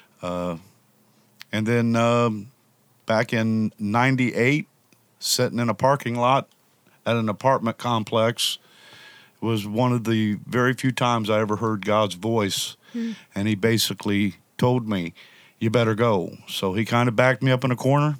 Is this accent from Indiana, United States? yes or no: yes; Indianapolis, Indiana, United States; moved away as an adult; also born or lived in Chicagoland area, Illinois; Grew up in Indianapolis. About 33 years old, I moved from Indianapolis up to the Chicagoland area